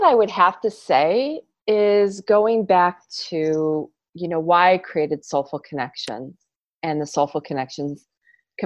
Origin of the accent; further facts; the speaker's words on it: New York, United States; moved away; also born or lived in Michigan / San Diego; I'm originally from New York